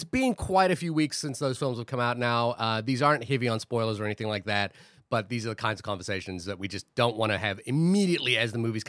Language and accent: English; New Zealand; I'm New Zealander